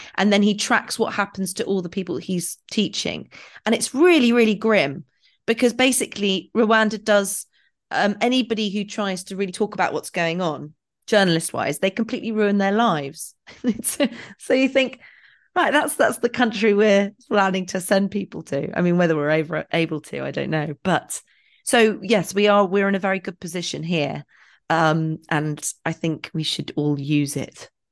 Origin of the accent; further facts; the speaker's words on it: England, United Kingdom; I'm so English